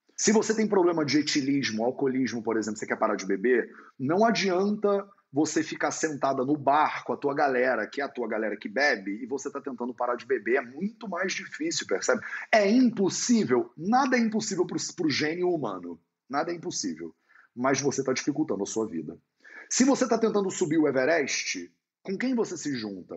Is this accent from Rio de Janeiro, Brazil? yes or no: yes; Rio de Janeiro, Brazil; moved away as an adult; also born or lived in India; now in Portugal; carioca, que mora em Portugal